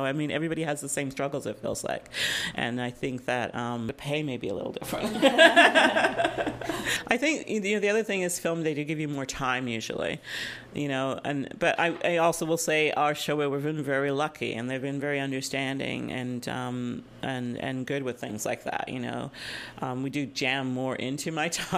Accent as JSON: {"language": "English", "region": "England", "country": "United Kingdom", "tie": "born or raised there", "moved": "yes", "lives_now": "North America", "said": "I was born in England"}